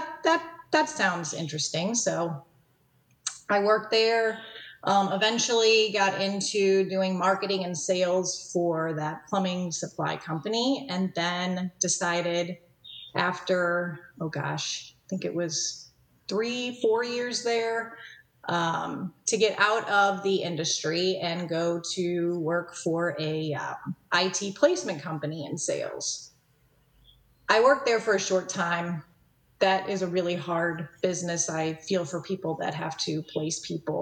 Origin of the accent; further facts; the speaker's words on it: St. Louis, Missouri, United States; also born or lived in Kirksville, Missouri; I was born and raised in St. Louis, Missouri